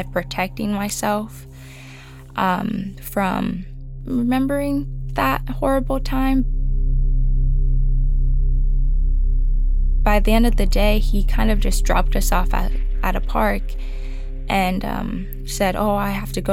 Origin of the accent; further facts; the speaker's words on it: Oxnard, California, United States; I was born in Oxnard, California. I do attend a community college out here